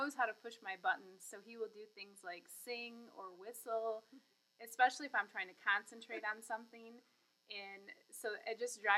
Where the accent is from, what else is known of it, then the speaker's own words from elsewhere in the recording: Michigan, United States; moved away; I'm actually from Michigan, so I love to go home and see my family